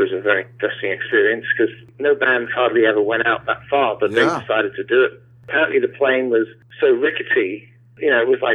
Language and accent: English; London, United Kingdom; I grew up in London, mainly southwest London.